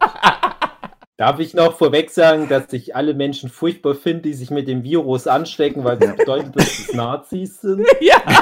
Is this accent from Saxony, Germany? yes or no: yes; Erzgebirge, Saxony, Germany; auf einmal hat das Erzgebirge und halt auch mein Heimatdorf extrem erwischt